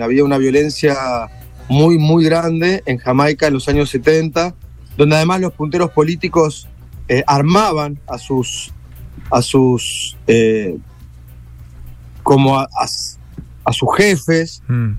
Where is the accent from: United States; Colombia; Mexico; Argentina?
Argentina; como somos los argentinos